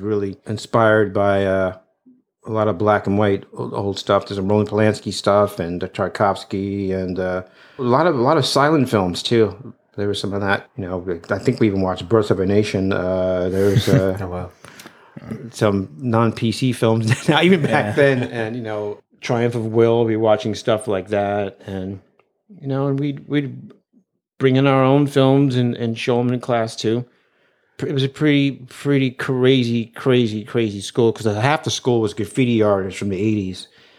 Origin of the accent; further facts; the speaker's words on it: Brooklyn, New York, United States; I grew up in Brooklyn, still live there, from there.